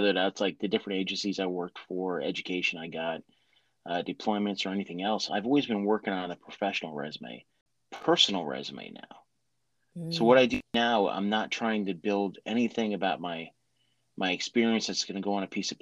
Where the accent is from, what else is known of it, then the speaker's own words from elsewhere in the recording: near the Appalachians in New Jersey, United States; moved away as an adult; I grew up near the Appalachians in New Jersey